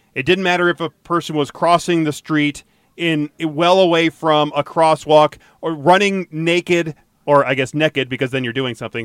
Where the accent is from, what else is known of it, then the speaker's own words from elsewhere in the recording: Atlanta, Georgia, United States; now in Colorado, United States; I grew up in Atlanta, and so I would go downtown Atlanta all the time